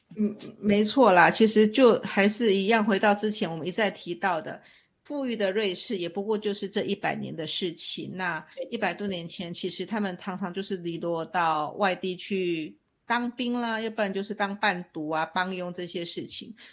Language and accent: Chinese; Taiwan; now in Switzerland; 其实我们台湾，嗯，其实也就是一个我们所认知中的一个海洋的岛国